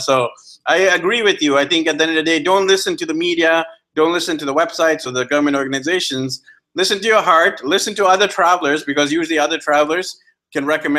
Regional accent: Canada; I'm from Canada

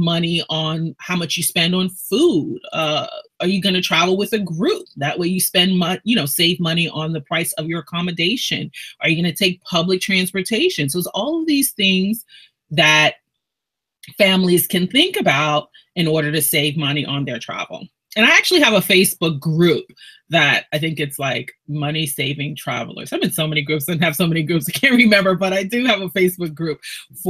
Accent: New York City, New York, United States; I'm from Brooklyn originally. Born and raised there

